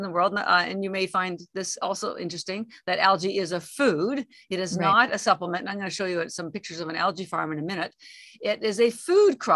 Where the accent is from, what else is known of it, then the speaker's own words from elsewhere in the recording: Canada; moved away as an adult; now in Boston, United States; I'm actually Canadian, although I've lived in Boston for 33 years